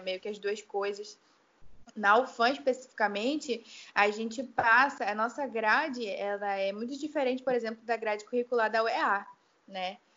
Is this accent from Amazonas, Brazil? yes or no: yes; Itacoatiara, Amazonas, Brazil; also born or lived in Manaus; eu nasci aqui em Manaus, né? Mas a minha família é inteira do interior, então eu fui bem pequena para lá, voltei para lá, cresci. É, Itacoatiara